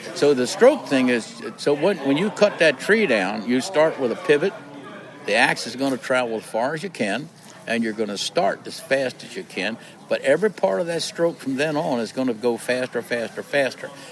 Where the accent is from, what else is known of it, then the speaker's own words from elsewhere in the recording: Maryland, United States; I lived born and raised in Maryland.